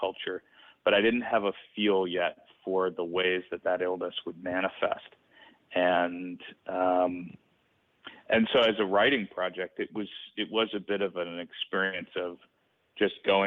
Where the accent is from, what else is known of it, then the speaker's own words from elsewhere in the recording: Greenwich, Connecticut, United States; my hometown, Greenwich, Connecticut